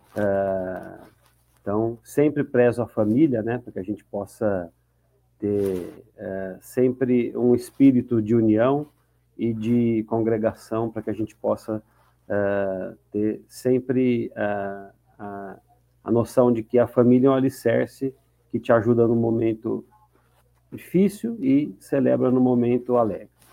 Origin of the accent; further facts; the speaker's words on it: Campinas, São Paulo, Brazil; Sou de Campinas, torcedor do Guarani de Campinas.